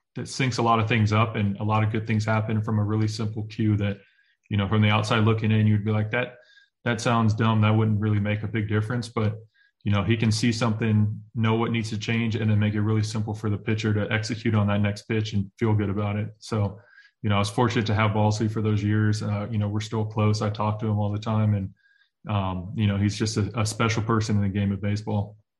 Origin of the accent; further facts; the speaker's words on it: Oakland, California, United States; I grew up in Oakland, California